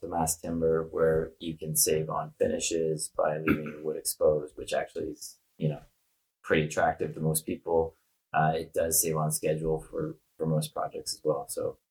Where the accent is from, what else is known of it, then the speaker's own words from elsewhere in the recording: Canada; You might hear some A's or some roofs or outs or something in my voice, but I'm originally from Canada